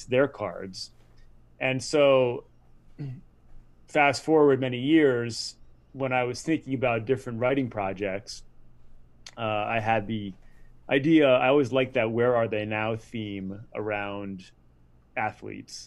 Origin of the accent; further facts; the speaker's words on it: Rhode Island, United States; I grew up in Rhode Island